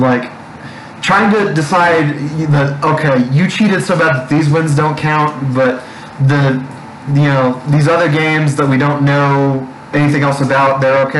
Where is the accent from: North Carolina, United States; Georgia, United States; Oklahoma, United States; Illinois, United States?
Oklahoma, United States; Oklahoma Panhandle, United States; now in Amarillo, United States; I'm from the Oklahoma Panhandle, so in some ways it's kind of disputed territory because it actually used to belong to y'all before the Civil War.